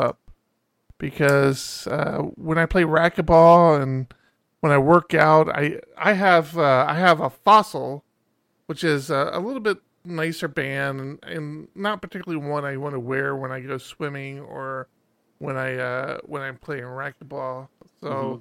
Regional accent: Maryland, United States; moved away; I'm originally from Maryland, hence why I'm an Orioles fan.

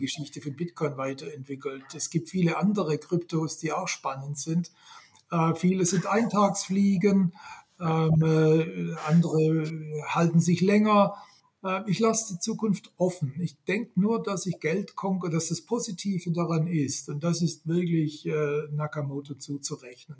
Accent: Swabia, Germany; accent: Swabian; Ich bin ja, ja. gebürtiger Schwabe. Äh, ich kann noch, ich kann noch Schwäbisch

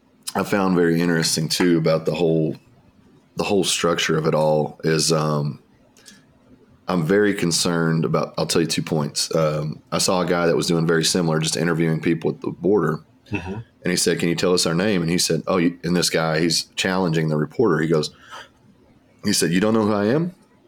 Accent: United States; I was one of the only white Americans on the plane.

